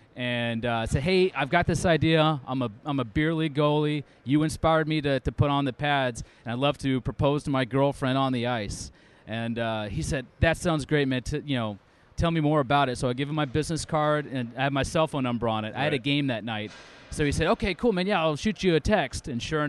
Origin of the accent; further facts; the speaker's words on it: Phoenix, Arizona, United States; moved away as an adult; now in Round Rock, United States; So I grew up in Phoenix and Mesa, Arizona.